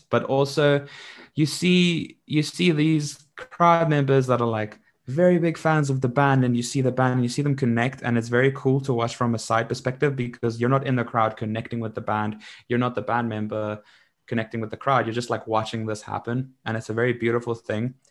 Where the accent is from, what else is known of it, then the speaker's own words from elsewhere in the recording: Middelburg, Mpumalanga, South Africa; I come from Middelburg